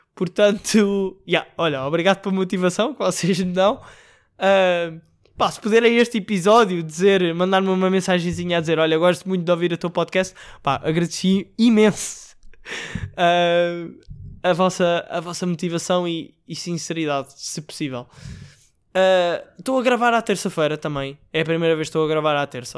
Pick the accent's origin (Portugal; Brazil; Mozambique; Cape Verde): Portugal